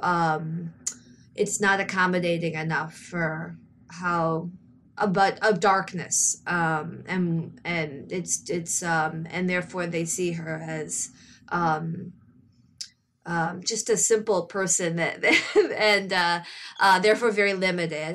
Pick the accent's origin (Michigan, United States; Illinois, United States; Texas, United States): Michigan, United States; Grosse Pointe; moved away as an adult; also born or lived in New York; I'm from the Detroit area in Michigan